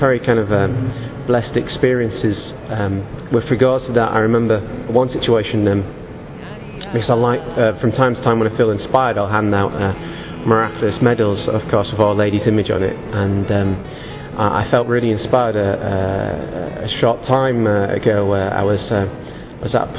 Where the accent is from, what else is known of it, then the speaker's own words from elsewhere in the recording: Manchester, North West England, United Kingdom; I'm from Manchester in England.